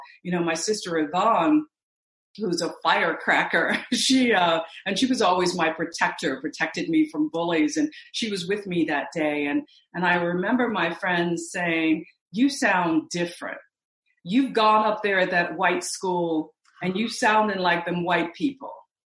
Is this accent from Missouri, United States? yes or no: yes; Missouri, United States; because most of my family, even though I grew up in Missouri, they migrated from Mississippi.